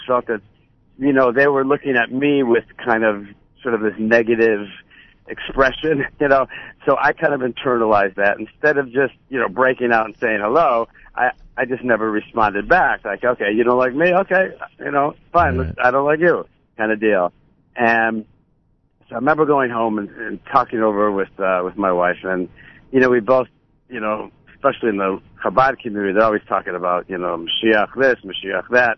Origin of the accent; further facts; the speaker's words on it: Buffalo, New York, United States; growing up in Buffalo